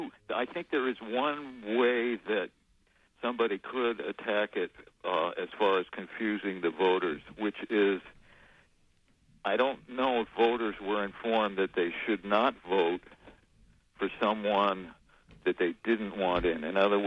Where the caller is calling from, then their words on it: Warren, United States; Hi, this is … from Warren.